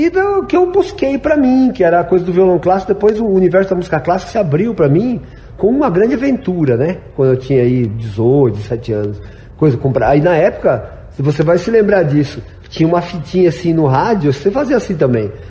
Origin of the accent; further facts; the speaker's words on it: Osasco, São Paulo, Brazil; moved away as an adult; now in Mato Grosso do Sul, Brazil; E assim, eu vim para Mato Grosso Sul com menos de 30 anos e sou paulistano, meu. É. Sou paulistano. Perdi o sotaque. Orra, eu perdi todo esse sotaque.